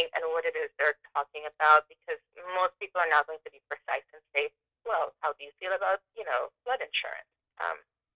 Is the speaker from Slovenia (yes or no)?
no; Venezuela; now in Harrisburg, United States; I'm from Venezuela, but I've, you know, been in the U.S. for this long, and this is where I've lived.